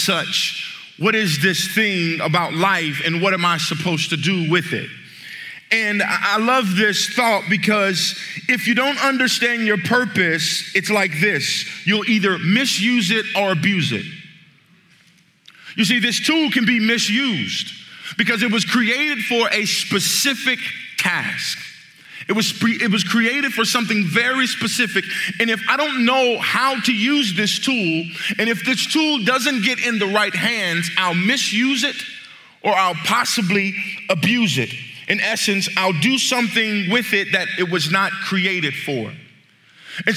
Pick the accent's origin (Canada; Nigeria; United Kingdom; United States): United States; Midwest; I'm from the Midwest, and I grew up in the place called the Hood